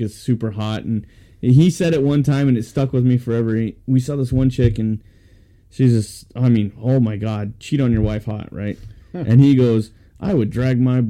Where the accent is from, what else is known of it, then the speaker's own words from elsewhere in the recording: United States; as an American